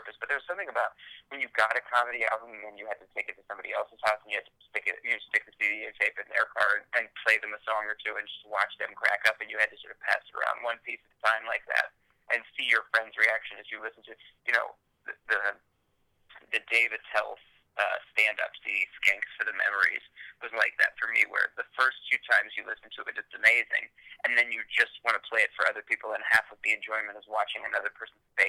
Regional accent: Ohio, United States; also born or lived in Los Angeles; growing up in Ohio

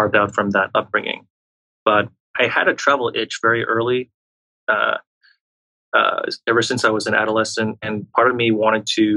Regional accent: Montreal, Quebec, Canada; I was actually born and raised in a small suburb off of Quebec City, which is the heartland of French Canada. And I spent most of my childhood and adolescent years growing up in Montreal.

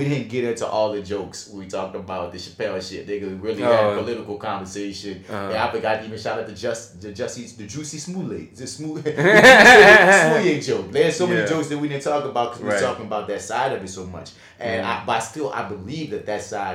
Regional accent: New Orleans, Louisiana, United States; we're from New Orleans

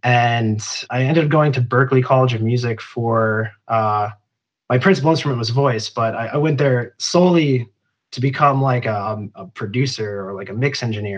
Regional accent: Plymouth, Minnesota, United States; I grew up in Plymouth, so just outside Minneapolis.

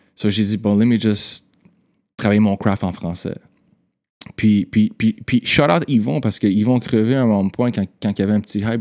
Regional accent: Montreal, Quebec, Canada; also born or lived in West Island / Ville-Saint-Laurent / Cartierville / Côte-Saint-Luc; je suis né à Montréal, je suis né à Saint-Justine.

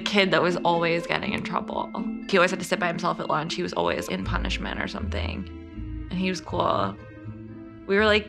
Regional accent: New York, United States; I grew up in New York

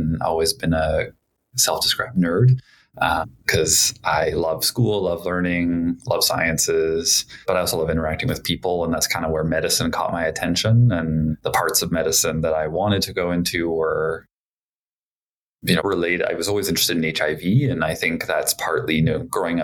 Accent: Edmonton, Alberta, Canada; moved away as an adult; now in Calgary, Canada; I grew up in Alberta, in Edmonton, where I did kind of all my elementary, secondary school

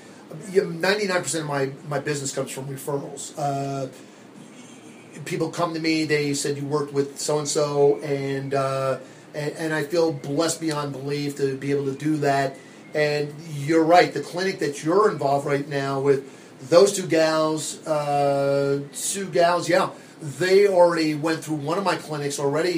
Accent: New Jersey, United States; now in Arizona, United States; Growing up in New Jersey, probably could tell by the way I talk, I am not from Arizona. I am a Jersey born and bred.

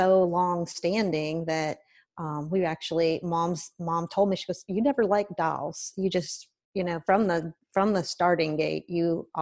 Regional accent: Tipp City, Ohio, United States; I'm from Tippin, Ohio, and we lived real close to the city park

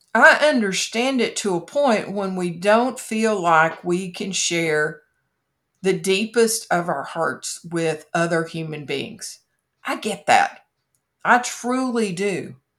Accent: Kentucky, United States; my home state is famous for Mammoth Cave

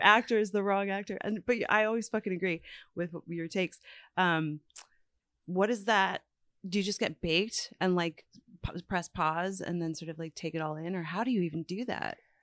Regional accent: Newfoundland and Labrador, Canada; moved away; growing up in Newfoundland

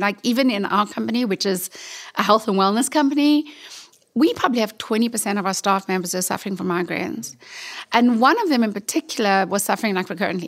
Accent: South Africa; I'm from South Africa

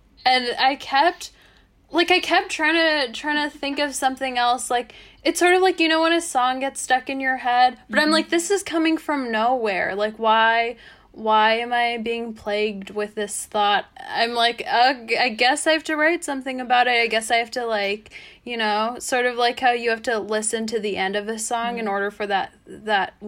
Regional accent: United States; second / third generation Korean American

